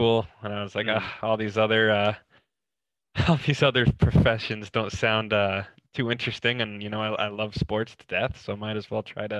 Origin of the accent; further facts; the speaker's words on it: New York, United States; Growing up in New York, I was always a Yankees fan